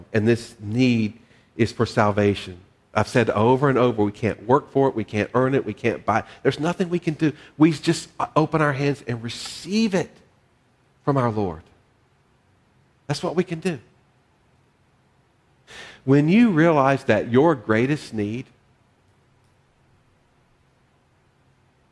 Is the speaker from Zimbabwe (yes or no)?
no; the South, United States; part of my journey is growing up in the South